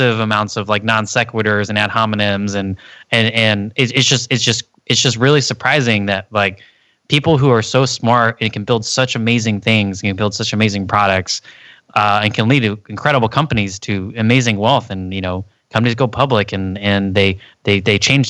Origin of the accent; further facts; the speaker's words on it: Texas, United States; moved away; I came from Texas, like, and most of my family lives in the middle of America